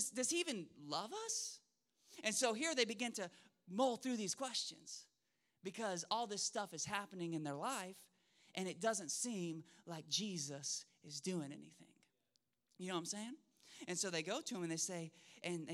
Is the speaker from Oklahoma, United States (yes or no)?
yes; Oklahoma, United States; also born or lived in Spokane, Washington; now in Shreveport, United States; I grew up in Oklahoma, city boy through and through